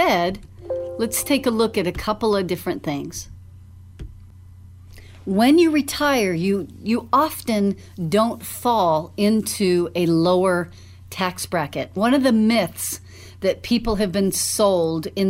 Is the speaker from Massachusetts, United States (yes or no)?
no; Dallas, Texas, United States; when I was growing up in Dallas